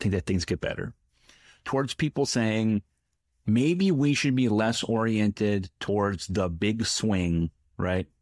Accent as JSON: {"language": "English", "town": "Middletown", "region": "Connecticut", "country": "United States", "tie": "born or raised there", "said": "my hometown, Middletown, Connecticut"}